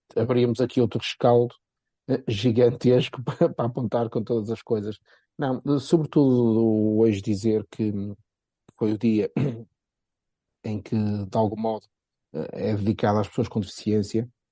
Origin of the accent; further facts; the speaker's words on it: Porto, Norte, Portugal; accent: Porto; eu com o meu sotaque do Porto